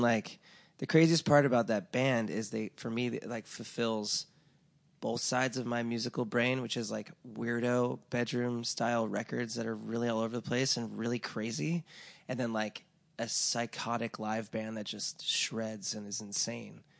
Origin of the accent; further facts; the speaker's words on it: Laguna Beach, California, United States; moved away; I'm from Laguna Beach, which is, like, a very affluent town